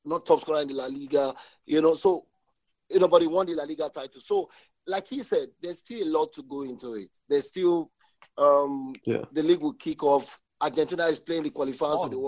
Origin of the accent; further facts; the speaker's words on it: Nigeria; I'm a Christian, I'm Nigerian